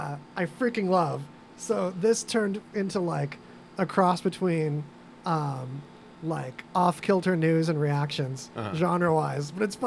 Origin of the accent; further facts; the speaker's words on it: California, United States; I was born down the street in California.